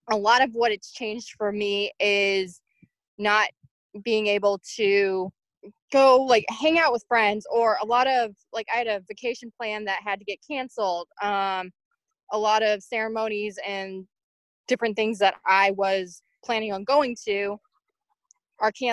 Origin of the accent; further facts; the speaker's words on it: Illinois, United States; I'm from Illinois in the US. I am 27.